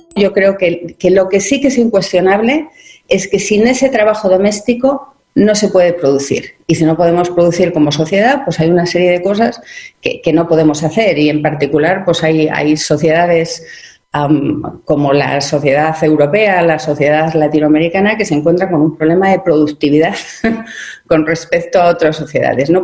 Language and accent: Spanish; Spain; yo soy española